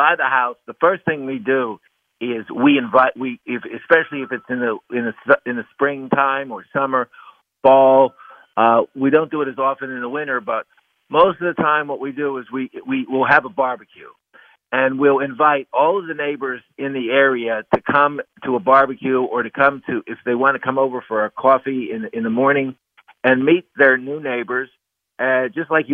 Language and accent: English; Pennsylvania, United States; my home state, Pennsylvania